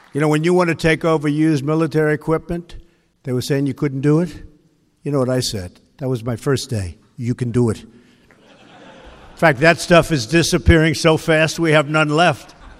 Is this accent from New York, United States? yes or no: yes; Long Island, New York, United States; I grew up on Long Island